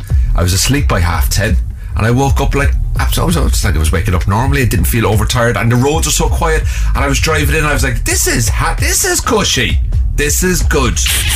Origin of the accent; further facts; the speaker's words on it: Mullingar, Westmeath, Ireland; I grew up in Mullingar.